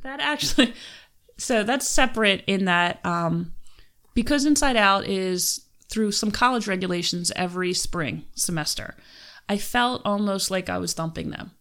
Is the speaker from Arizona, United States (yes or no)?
no; Philadelphia, Pennsylvania, United States; moved away as an adult; now in Western Pennsylvania, United States; I'm from Philadelphia.